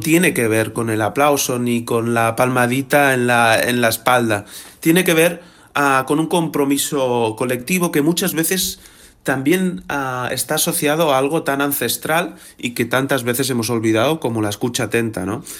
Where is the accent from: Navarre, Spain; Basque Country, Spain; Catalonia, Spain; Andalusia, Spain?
Catalonia, Spain; Barcelona; nací en 1980 en Barcelona